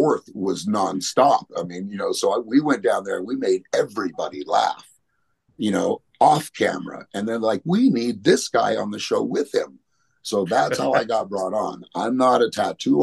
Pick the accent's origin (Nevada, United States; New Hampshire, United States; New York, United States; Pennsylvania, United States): Nevada, United States; Las Vegas; growing up in Vegas, you know, it was a dangerous place to be a punk back then.